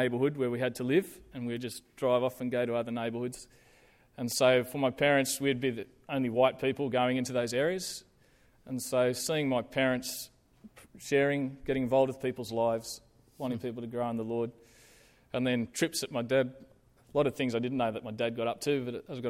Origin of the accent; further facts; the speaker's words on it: South Africa; So before I was born, they jumped on a ship from Victoria and headed over to South Africa. And so I grew up in South Africa.